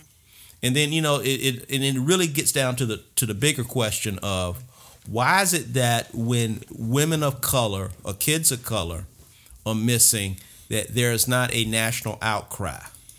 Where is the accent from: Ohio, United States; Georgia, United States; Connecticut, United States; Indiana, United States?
Georgia, United States; Atlanta; born or raised there